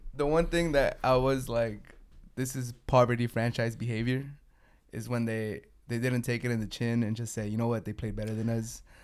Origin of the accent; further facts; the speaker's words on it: San Diego, California, United States; I'm from San Diego, and for the Dodgers, it's always beat L